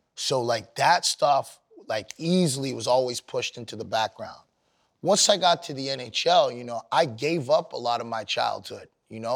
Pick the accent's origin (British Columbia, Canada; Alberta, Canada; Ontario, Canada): Ontario, Canada; Sudbury; I grew up in Canada